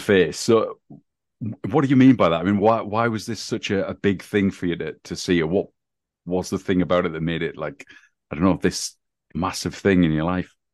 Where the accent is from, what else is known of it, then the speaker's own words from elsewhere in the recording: England, United Kingdom; growing up in England